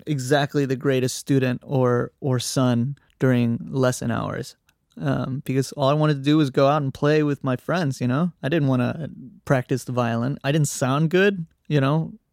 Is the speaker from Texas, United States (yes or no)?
yes; Austin, Texas, United States; now in New York City, United States; I'm a musician from Austin, Texas, currently living in New York City